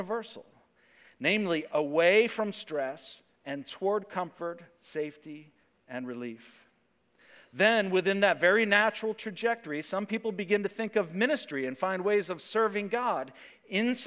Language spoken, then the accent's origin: English; United States; us as American Christians